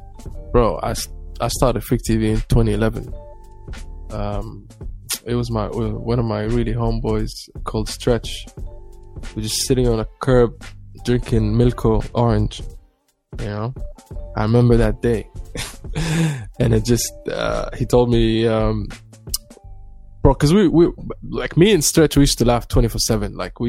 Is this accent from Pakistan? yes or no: no; Abu Dhabi, United Arab Emirates; Black Somali, displays skateboard and listens to metal.